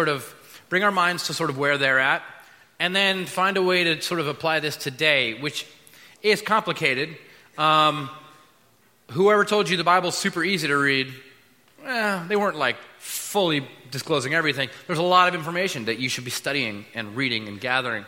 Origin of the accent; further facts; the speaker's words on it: United States; we're American